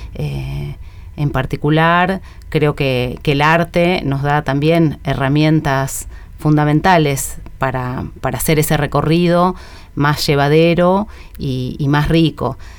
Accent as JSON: {"language": "Spanish", "town": "San Antonio de Padua", "region": "Buenos Aires Province", "country": "Argentina", "tie": "born or raised there", "said": "Mi infancia transcurrió en San Antonio de Padua, en el conurbano oeste"}